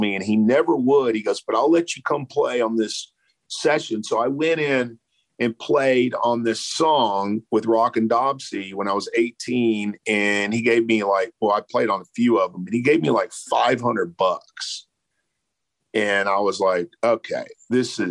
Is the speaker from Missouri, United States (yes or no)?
no; Beaumont, Texas, United States; now in Austin, United States; I grew up on the Texas-Louisiana border